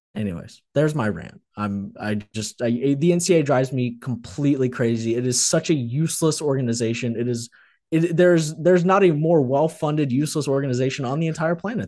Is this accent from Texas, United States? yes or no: no; Memphis, Tennessee, United States; I'm from Memphis.